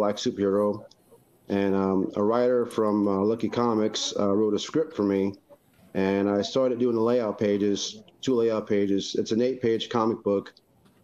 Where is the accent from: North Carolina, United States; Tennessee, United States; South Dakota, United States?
North Carolina, United States; now in Kentucky, United States; I'm hailing from North Carolina, but living in Kentucky right now with my wife and my children